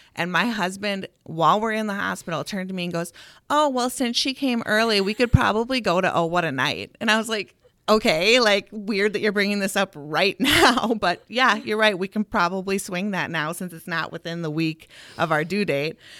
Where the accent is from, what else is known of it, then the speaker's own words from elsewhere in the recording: Eau Claire, Wisconsin, United States; also born or lived in Minneapolis, Minnesota / Whitewater, Wisconsin; I grew up in Eau Claire